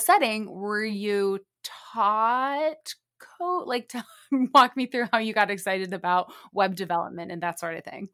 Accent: Lake Forest, Illinois, United States; now in Miami, United States; I'm from Chicagoland area as well, Lake Forest.

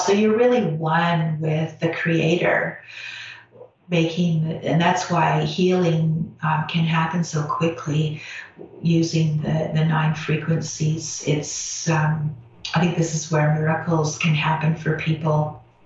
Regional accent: Canada; I'm Canadian

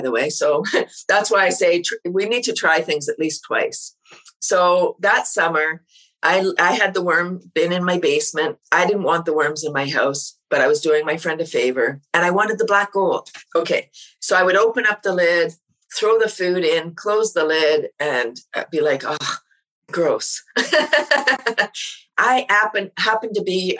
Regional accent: Toronto, Ontario, Canada; I moved out of Toronto. I'm from Toronto, up to a small town

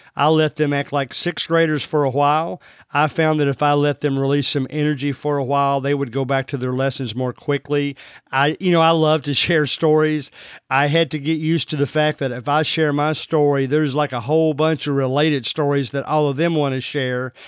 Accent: Central Kentucky, United States; I'm from Central Kentucky, as you can already tell from the way I talk.

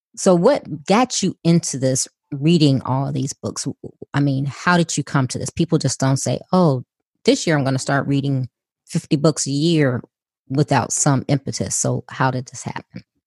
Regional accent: Chicago, Illinois, United States; I'm originally from Chicago, so I grew up in inner city Chicago

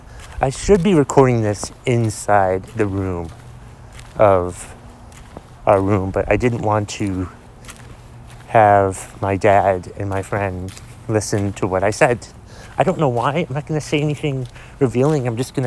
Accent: Boston, Massachusetts, United States; born there; I was born in Boston, but I've never had a Boston accent.

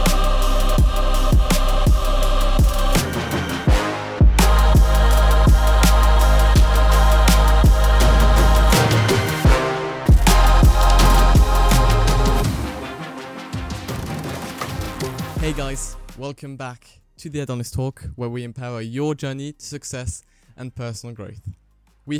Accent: Belgium; moved away as an adult; now in Lancaster, United Kingdom; I am French and English, and I was raised in Belgium.

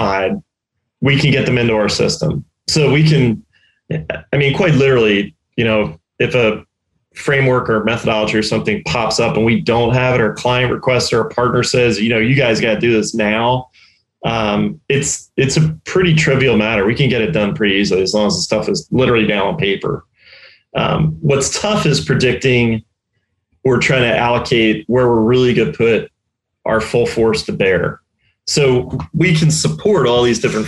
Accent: Delaware County, outside Philadelphia, Pennsylvania, United States; moved away as an adult; now in Tampa, United States; I grew up in Delaware County and outside Philly.

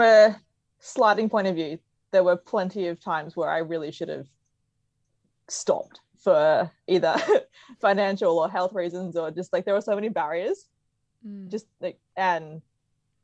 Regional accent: Brisbane, Queensland, Australia; Being a Queenslander

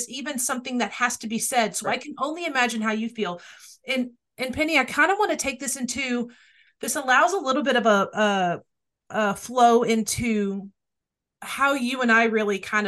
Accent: Dallas, Texas, United States; I grew up in Dallas

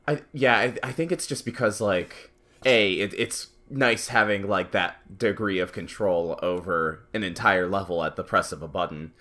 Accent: United States; as an American, as an American millennial

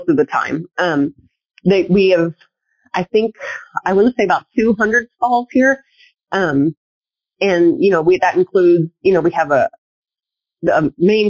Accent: Pennsylvania, United States; moved away; growing up in Pennsylvania

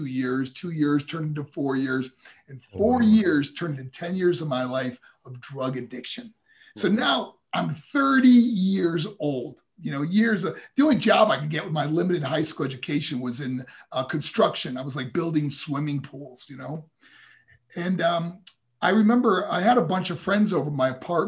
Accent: New York, United States; also born or lived in Colorado Springs, Colorado; my hometown in New York

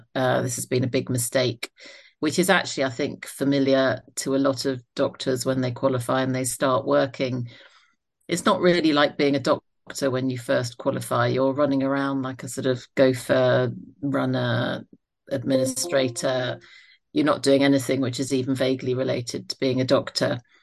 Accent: Isle of Wight, South East England, United Kingdom; moved away as an adult; also born or lived in South London; I was born in South London. My mum was a nurse and my dad was a surgeon, uh, one brother and one sister. We moved to the Isle of Wight when I was about nine years old

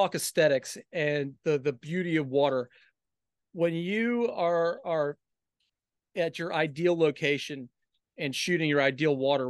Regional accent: Washington, District of Columbia, United States; now in Wrightsville Beach, United States; I'm originally from Washington, D.C., before I came here to Wrightsville Beach in 99.

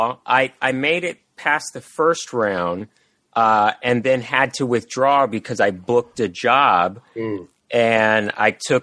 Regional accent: San Francisco, California, United States; moved away as an adult; also born or lived in Los Angeles; I was born up in Northern Cal and that's where my roots were

